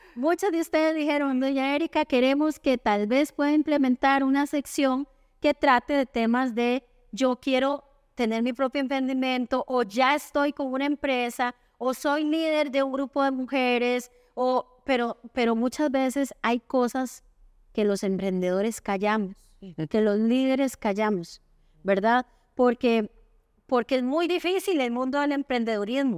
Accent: Costa Rica; soy la única tica

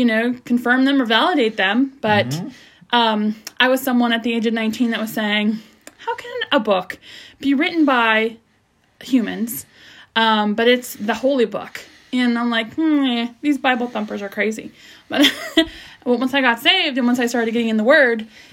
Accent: California, United States; I'm from California

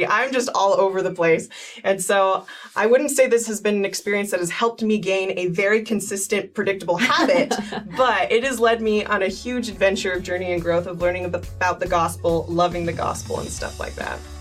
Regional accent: East Coast, United States; moved away as an adult; now in Utah, United States; I grew up on the East Coast, but I've lived here in Utah for the last like 12 years

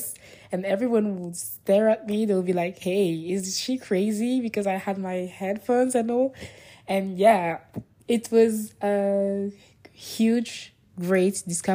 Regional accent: Niger; English is a second language; I come from Niger, and not from Nigeria

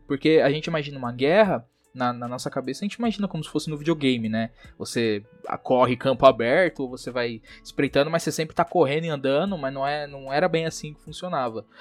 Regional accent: Brazil; a gente é brasileiro

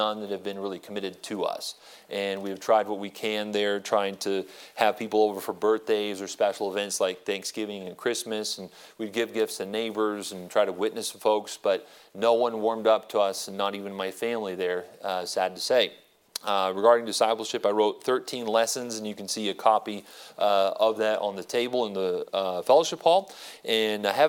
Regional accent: Prescott, Arizona, United States; moved away as an adult; also born or lived in Phoenix, Arizona; And so I was born here, born in Phoenix, and I was raised in Prescott

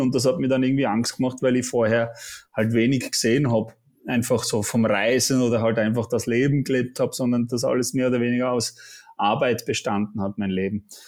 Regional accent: Switzerland; accent: Swiss; moved away as an adult; now in Austria; komme aus der Schweiz, bin nicht gebürtiger Österreicher. Man hört vielleicht auch ein bisschen am Akzent, ich versuche zu unterdrücken

